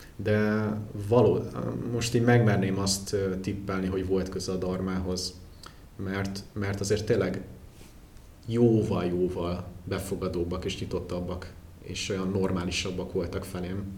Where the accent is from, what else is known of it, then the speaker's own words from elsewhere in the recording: Hungary; még magyarként is